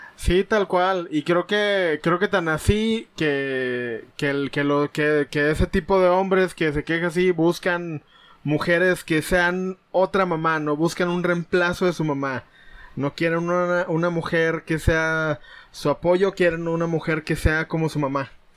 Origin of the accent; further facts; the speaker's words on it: Mexico; aquí en México, que es donde nos tocó nacer y vivir